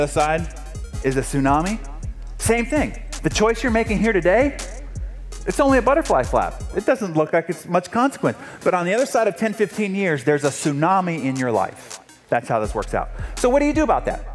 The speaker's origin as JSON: {"language": "English", "town": "San Diego", "region": "California", "country": "United States", "said": "I'm from San Diego, and this is one of our local heroes"}